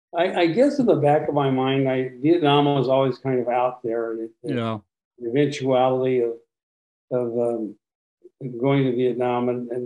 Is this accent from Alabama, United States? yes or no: no; Los Angeles, California, United States; I was born in Los Angeles, California, Christmas morning in 1946. My parents had planned a party for Christmas Eve, but my arrival kind of interrupted that. So I was raised in the Southern California suburbs